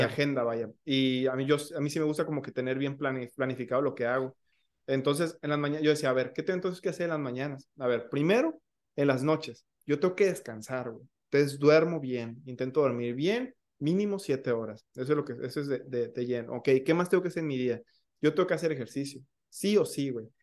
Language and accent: Spanish; Michoacán, Mexico; yo no soy de Ciudad de México, este, soy, soy de Michoacán